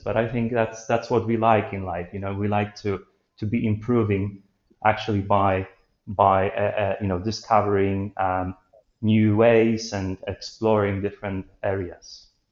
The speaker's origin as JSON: {"language": "English", "country": "Poland", "moved": "as an adult", "said": "so far away from from my home country"}